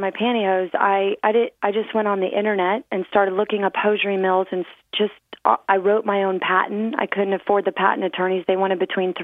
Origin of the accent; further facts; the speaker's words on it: Clearwater, Florida, United States; I grew up on Clearwater Beach, Florida.